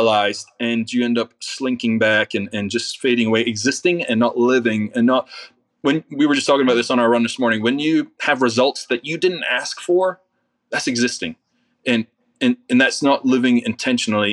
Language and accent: English; Scotland, United Kingdom; now in United States; I'm from Scotland